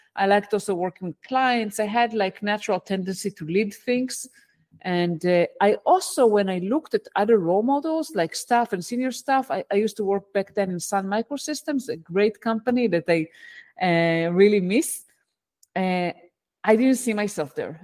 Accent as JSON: {"language": "English", "country": "Israel", "tie": "born or raised there", "also_born_or_lived": "United States", "second_language": "English", "moved": "as an adult", "said": "I, uh, was born and raised in Israel, and where, that's where I live today"}